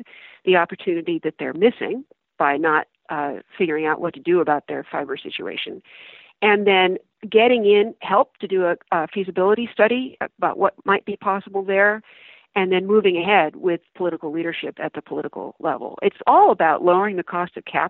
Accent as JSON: {"language": "English", "country": "United States", "said": "I'm very proud of being American"}